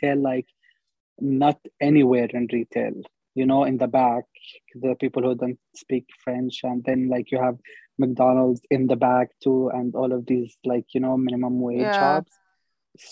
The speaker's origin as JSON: {"language": "English", "country": "Palestine", "tie": "born or raised there", "moved": "as an adult", "lives_now": "Montreal, Canada", "said": "I was born in Palestine, born and raised there. Then I came to Canada 2 years ago"}